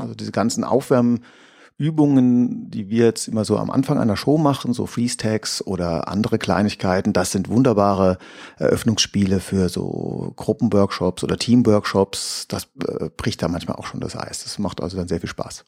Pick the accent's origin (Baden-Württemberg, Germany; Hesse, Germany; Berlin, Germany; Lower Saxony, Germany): Baden-Württemberg, Germany; Heidelberg; ich komme aus Heidelberg